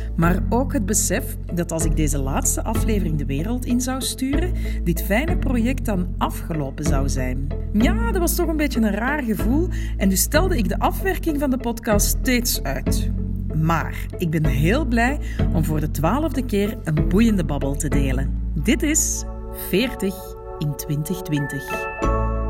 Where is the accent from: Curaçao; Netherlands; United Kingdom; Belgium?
Belgium; Antwerp, Flanders; moved away as an adult; now in Morocco; We zijn allebei van Merksem